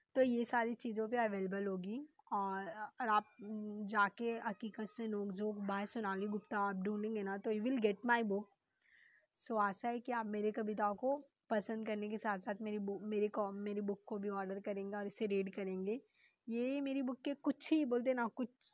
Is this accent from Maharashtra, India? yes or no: yes; Mumbai, Maharashtra, India; मैं मुंबई की रहने वाली हूँ